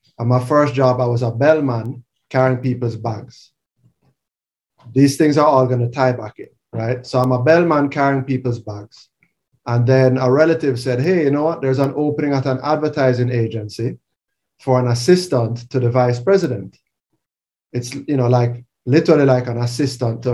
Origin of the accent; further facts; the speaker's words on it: Jamaica; also born or lived in Canada; born and raised in Jamaica, went to Campan College